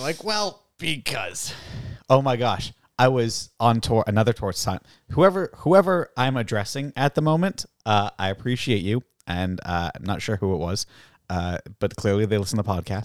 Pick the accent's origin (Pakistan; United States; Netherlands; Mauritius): United States; Groton, Massachusetts; also born or lived in England / Canada; now in Salem, United States; I'm from Groton